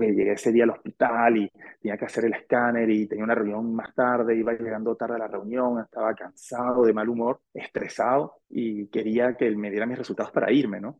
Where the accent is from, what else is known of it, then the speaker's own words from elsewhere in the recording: Venezuela; moved away as an adult; also born or lived in Argentina; now in France; mi padre es venezolano